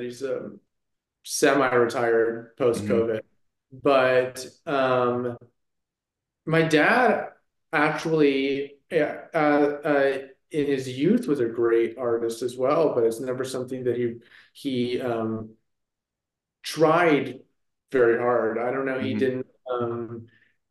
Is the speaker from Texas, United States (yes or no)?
no; Maryland, United States; also born or lived in Northern California; now in Los Angeles, United States; I grew up kind of both on the East Coast in Maryland